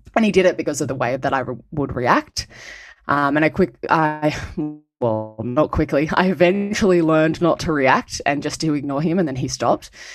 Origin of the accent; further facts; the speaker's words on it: Cronulla, New South Wales, Australia; I was born and raised on Darawa country, south of Sydney, in an area that you'd probably know as Cronulla.